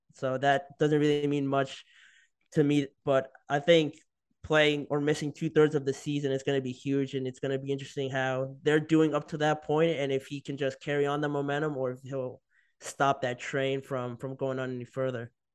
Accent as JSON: {"language": "English", "region": "New Jersey", "country": "United States", "moved": "yes", "said": "I'm from New Jersey"}